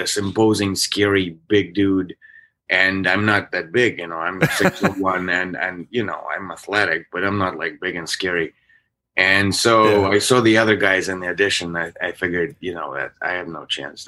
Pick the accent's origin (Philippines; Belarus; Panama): Belarus; Minsk; moved away as an adult; also born or lived in Minnesota, United States; now in United States; I was born in Belarus, in Minsk